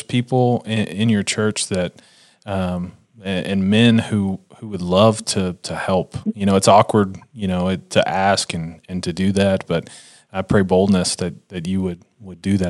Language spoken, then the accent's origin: English; Texas, United States; I'm from Texas